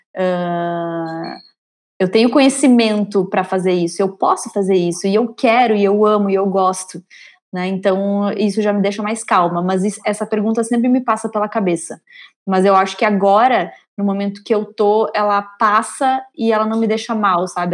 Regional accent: São Miguel do Oeste, Santa Catarina, Brazil; moved away as an adult; also born or lived in Porto Alegre; eu venho do interior de Santa Catarina, de uma cidade chamada São Miguel do Oeste. Eu fui com 18 anos é, para Porto Alegre

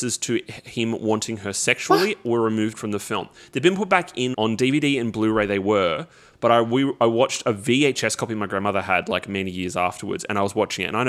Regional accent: Australia; as an Australian

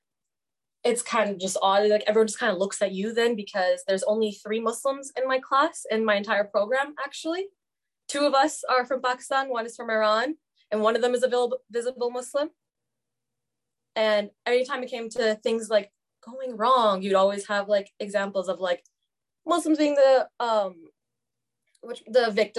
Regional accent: Fort McMurray, Alberta, Canada; moved away as an adult; now in Edmonton, Canada; I grew up in Fort Mac

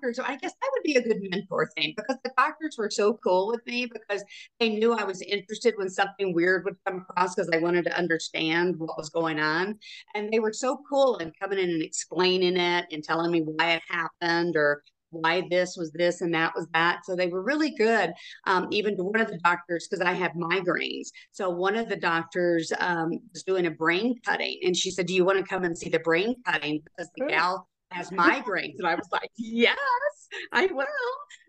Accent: Chattanooga, Tennessee, United States; moved away as an adult; also born or lived in Memphis, Tennessee / Phoenix, Arizona; Tennessee, Chattanooga, Tennessee.

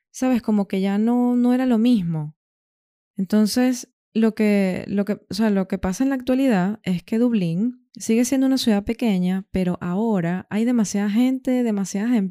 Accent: Venezuela; now in Granada, Spain; tuve que moldear un poco mi acento, mis palabras, ¿sabes? Para poder integrarme mejor. Aunque claro, seguía teniendo, seguía conservando, por así decirlo, algunos modismos de Venezuela.

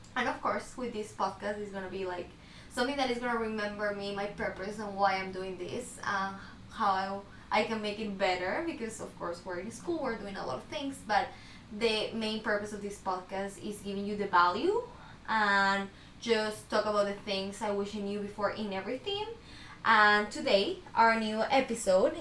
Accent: Ecuador; now in United States; I'm from Ecuador

